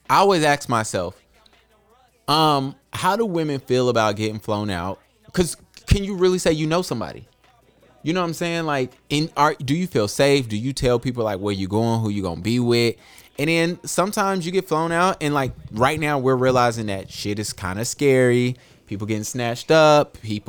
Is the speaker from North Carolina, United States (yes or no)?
yes; Charlotte, North Carolina, United States; for me, because I'm from Charlotte.